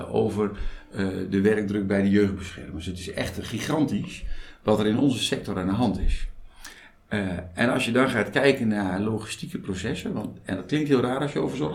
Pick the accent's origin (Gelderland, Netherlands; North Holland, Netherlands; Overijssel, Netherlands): Gelderland, Netherlands; Veluwe; now in Rijssen, Netherlands; Ja, ja, geboren op de Veluwe. Ik woon in Rijssen.